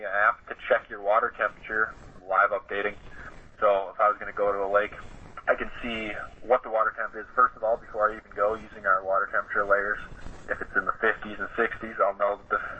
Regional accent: Fond du Lac, Wisconsin, United States; moved away as an adult; now in Minnesota, United States; I grew up around the Fond du Lac area, Ripon area

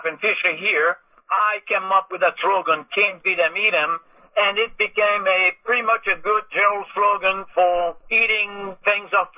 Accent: Paris, Île-de-France, France; moved away as an adult; also born or lived in New Orleans; now in Baton Rouge, United States; I was born in Paris, France, and I moved here in the very early 80s

